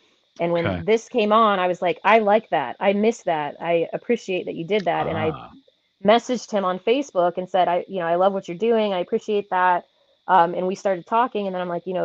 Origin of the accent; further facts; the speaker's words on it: Carrollton, Ohio, United States; I grew up in Carrollton, which is right next to Minerva, Ohio.